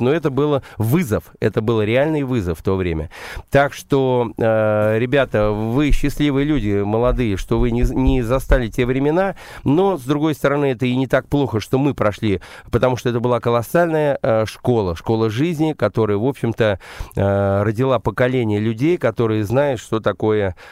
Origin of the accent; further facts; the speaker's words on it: Saratov, Saratov Oblast, Russia; moved away; also born or lived in London; я, собственно, саратовский коренной